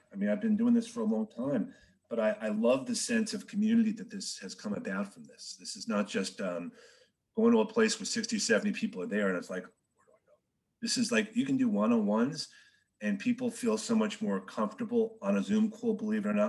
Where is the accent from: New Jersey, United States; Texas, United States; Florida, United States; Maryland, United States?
New Jersey, United States; also born or lived in Bronx, New York City; I was born in the city, grew up in New Jersey, been in New Jersey just about my whole life